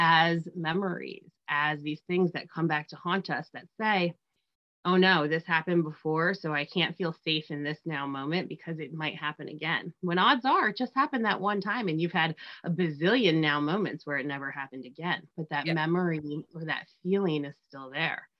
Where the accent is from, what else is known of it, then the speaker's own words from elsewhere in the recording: New Jersey, United States; I'm from Jersey and raised by Steelers